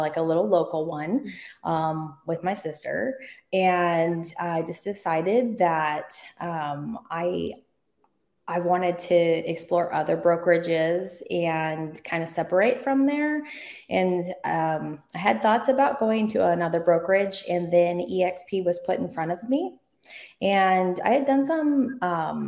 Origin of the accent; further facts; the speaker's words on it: Oregon, United States; I grew up in Oregon